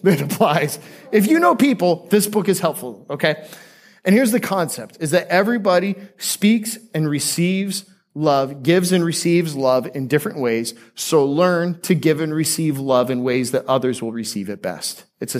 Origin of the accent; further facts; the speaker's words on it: Seattle, Washington, United States; born there; also born or lived in Aurora, Colorado / Florida; One time when I was 5 years old, I was born in Seattle. I spent some time in Denver before moving to the promised land of Florida. And when I lived in Aurora, Colorado, my best friend was a guy named Jared.